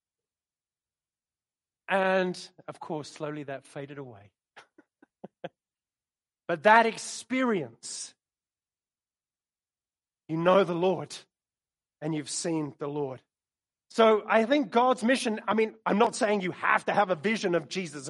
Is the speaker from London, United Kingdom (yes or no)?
yes; London, United Kingdom; moved away